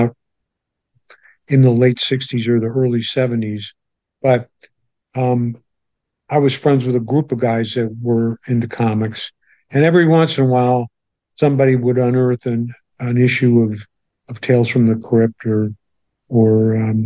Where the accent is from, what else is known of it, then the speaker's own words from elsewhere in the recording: St. Louis, Missouri, United States; moved away as an adult; also born or lived in Los Angeles; I'm growing up in St. Louis, Missouri, a suburb of St. Louis